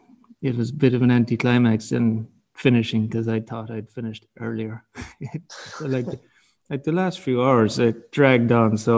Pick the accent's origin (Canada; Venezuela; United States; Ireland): Ireland; Kerry, Munster; I'm from Kerry